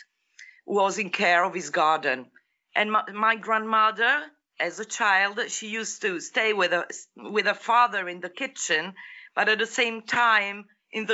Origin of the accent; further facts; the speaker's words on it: Apulia, Italy; moved away; I'm from Apulia, South Italy